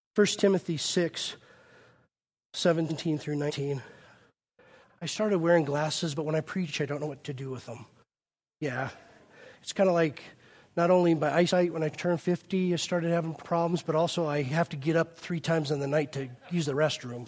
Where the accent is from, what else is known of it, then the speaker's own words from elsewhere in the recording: United States; we're so American